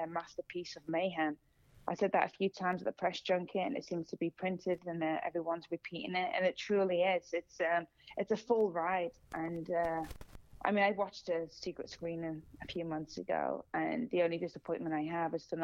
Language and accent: English; Singapore; moved away as an adult; now in Los Angeles, United States; I'm Singaporean